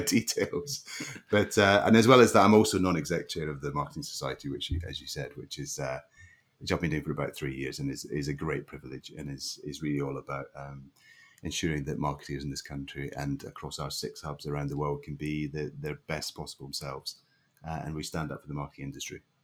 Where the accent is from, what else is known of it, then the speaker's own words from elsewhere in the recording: Leven, Scotland, United Kingdom; also born or lived in St Andrews; I grew up in a little uh, a little mining town on the east coast of Scotland called Leven